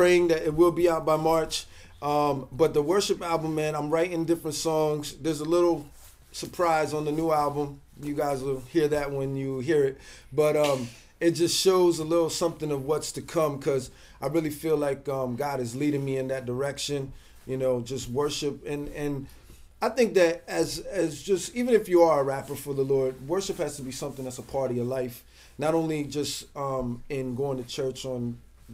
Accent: New Jersey, United States; now in Bronx, United States; I'm originally from New Jersey

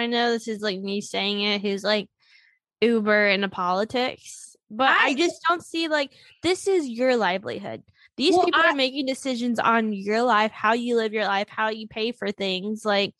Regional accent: Gastonia, North Carolina, United States; Like, you go like, oh, I'm from Gastonia. It's right outside of Charlotte.

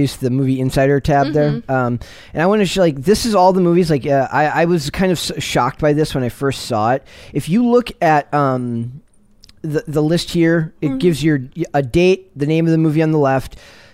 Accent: Minnesota, United States; moved away as an adult; now in East Coast, United States; my job as a lifelong Minnesota resident

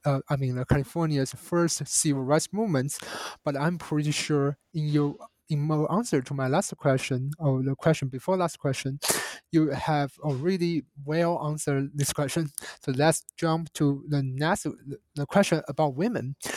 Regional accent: China; as a Chinese national and growing up in China

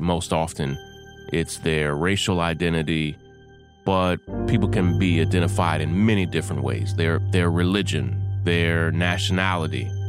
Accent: Kentucky, United States; the state of Kentucky, my home state.

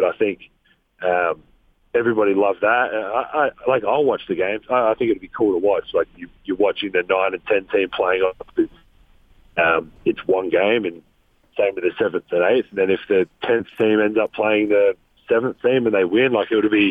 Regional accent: Australia; accent: Australian; my nicest Australian accent

